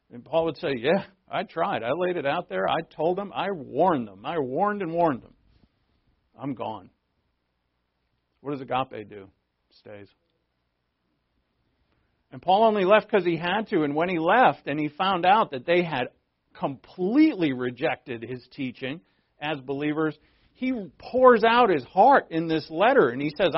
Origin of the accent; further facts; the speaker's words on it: New England, United States; moved away; I'm from New England. We all grew up swearing.